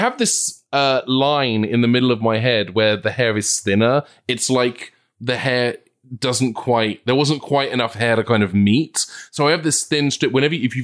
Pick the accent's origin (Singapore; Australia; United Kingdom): United Kingdom; England; accent: English; now in United States